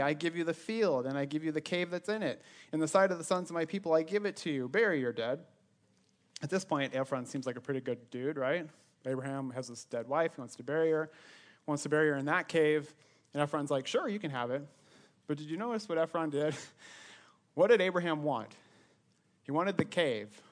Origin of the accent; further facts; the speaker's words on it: Sioux Center, Iowa, United States; moved away as an adult; also born or lived in Ames, Iowa; I was born and raised in Northwest Iowa Sioux Center, twenty-three years of my life. That's where I grew up